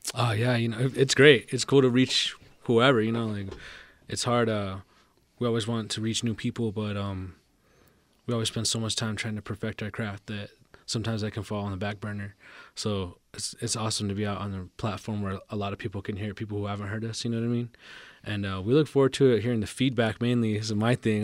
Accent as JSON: {"language": "English", "town": "Albuquerque", "region": "New Mexico", "country": "United States", "tie": "born or raised there", "said": "growing up in Albuquerque and growing up in New Mexico in general, uh, it can be tough sometimes"}